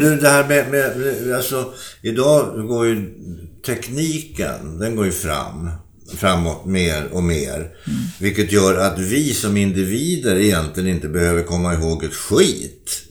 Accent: Sweden; Vi som svenskar

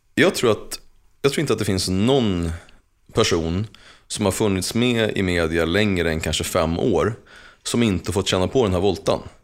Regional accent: Uppsala, Uppsala County, Sweden; jag har formats till den person som jag är utifrån min uppväxt i Gottsunda

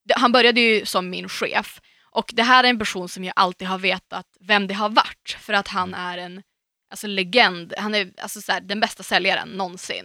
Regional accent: Umeå, Västerbotten County, Sweden; moved away as an adult; när jag var hemma i Umeå senast

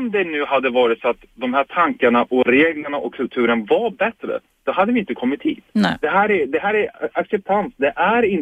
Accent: Turkey; Jag är kurd från Turkiet.

